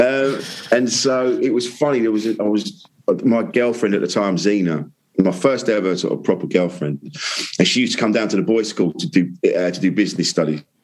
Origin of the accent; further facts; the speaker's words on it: Orpington, London, United Kingdom; I grew up in Orpington, which is sort of Bromley away. Sort of Kent, South East London border